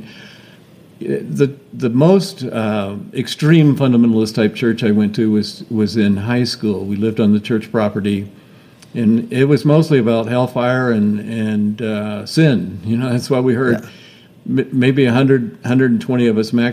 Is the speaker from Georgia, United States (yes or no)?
yes; Georgia, United States; moved away; I grew up in Georgia, not too far away from you